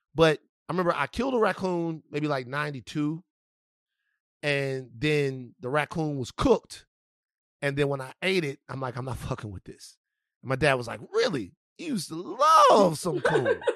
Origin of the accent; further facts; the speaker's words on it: Baton Rouge, Louisiana, United States; moved away; also born or lived in California; I'm from Baton Rouge, Louisiana